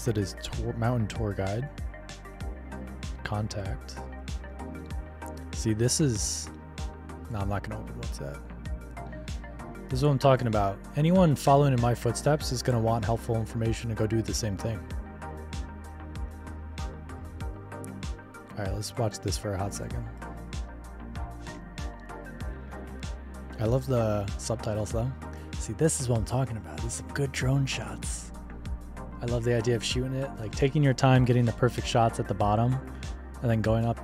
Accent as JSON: {"language": "English", "country": "United States", "said": "as an American"}